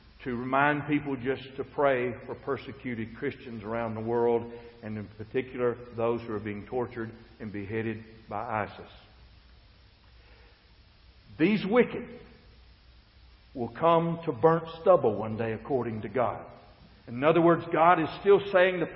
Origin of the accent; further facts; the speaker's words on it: United States; I was born in the United States of America